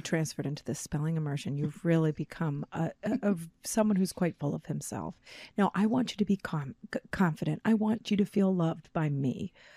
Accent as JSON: {"language": "English", "town": "Chicago", "region": "Illinois", "country": "United States", "tie": "born or raised there"}